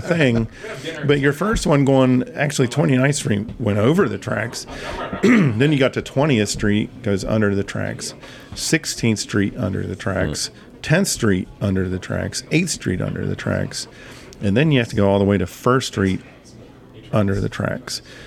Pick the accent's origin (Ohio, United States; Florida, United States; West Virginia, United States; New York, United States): West Virginia, United States; Huntington; Growing up in Huntington